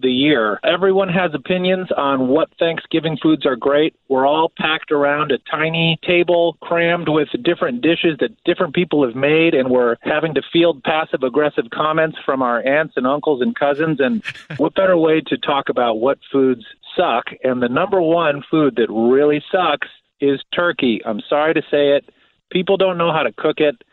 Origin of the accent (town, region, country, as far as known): outside of Chicago, the Midwest, Illinois, United States; born or raised there